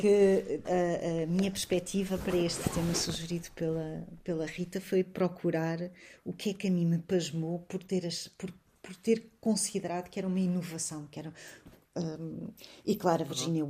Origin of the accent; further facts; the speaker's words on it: Portugal; sou uma portuguesa que vive no Ocidente, não sou africana, não sou moçambicana.